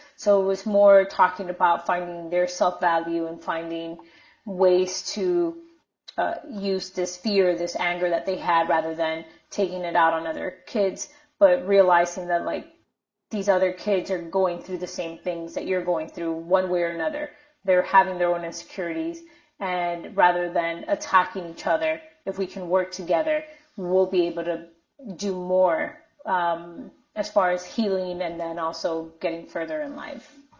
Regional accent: Miami, Florida, United States; also born or lived in Minnesota; I grew up in Miami, so I was never a minority in Miami.

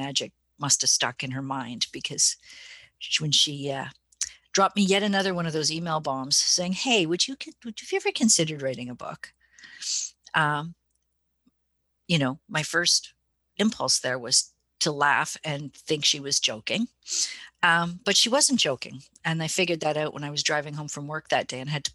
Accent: Winnipeg, Manitoba, Canada; I'm sitting up here in little old Winnipeg, Canada, the belly button of North America, making this documentary film. I was commissioned by our local provincial broadcaster, MTS, to do this project. And that was kind of a kick for me, you know, to receive funding from like a recognized broadcaster to make a film about the pagan community in my hometown

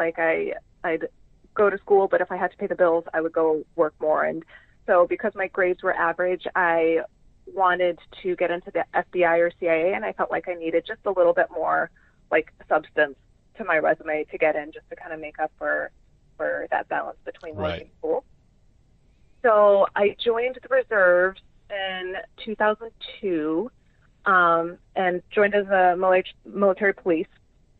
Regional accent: Chicago, Illinois, United States; also born or lived in Florida; Yeah, so I grew up in a little bit of Chicago, a little bit of Florida.

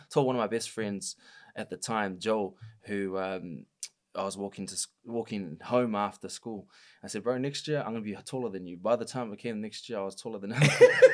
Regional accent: Auckland, New Zealand; I grew up in South Auckland

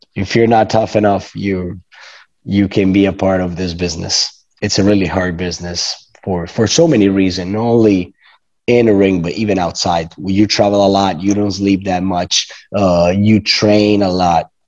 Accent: Rome, Lazio, Italy; English is a second language; I come from Rome, Italy, born and raised

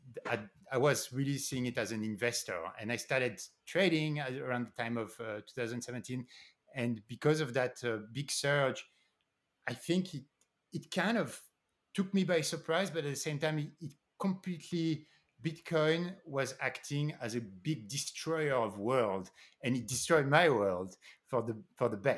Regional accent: Paris, Île-de-France, France; moved away; also born or lived in New York City, United States; I grew up in Paris, and then I moved to New York City.

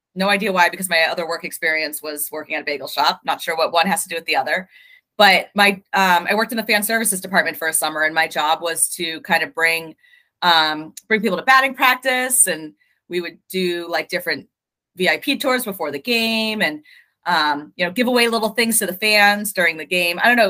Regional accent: outside of Boston, Massachusetts, United States; I grew up outside of Boston.

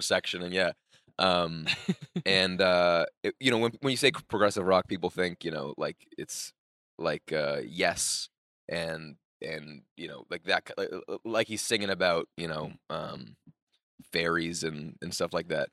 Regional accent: New York, United States; I'm from New York

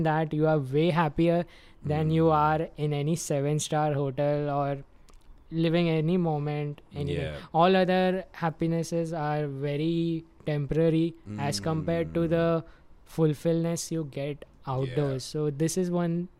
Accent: Mumbai, Maharashtra, India; growing up in Mumbai metropolitan region

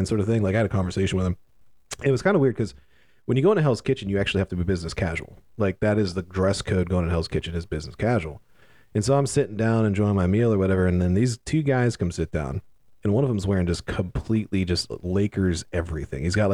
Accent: Charlotte, North Carolina, United States; I said, Charlotte, North Carolina

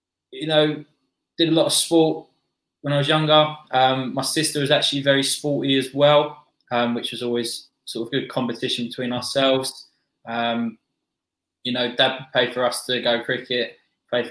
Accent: Bexley, London, United Kingdom; I grew up in Bexley Village, a small village just on the outskirts of London

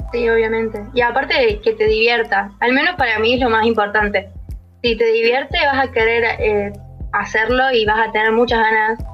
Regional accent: Río Cuarto, Córdoba, Argentina; soy de Río Cuarto, Córdoba.

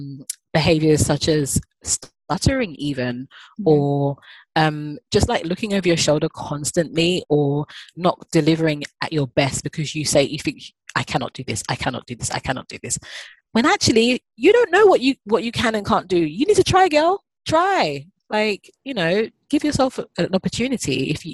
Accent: Ghana; being Ghanaian. Got two passports, a British passport and a Ghanaian passport. And I love being African and I love traveling back home

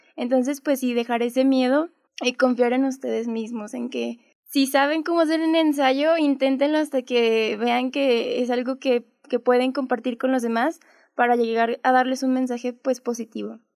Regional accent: Guadalupe, Zacatecas, Mexico; soy de Guadalupe, Zacatecas.

